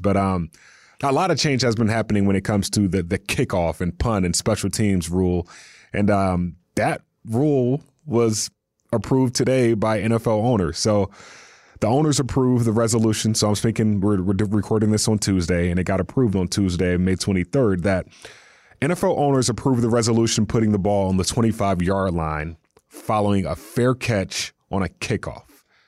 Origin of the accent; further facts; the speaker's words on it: North Carolina, United States; growing up in North Carolina